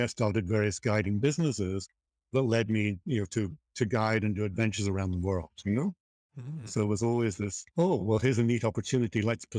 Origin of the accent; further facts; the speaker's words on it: Liverpool, North West England, United Kingdom; born there; I was born in Liverpool and started, you know, heading off into nature at an early age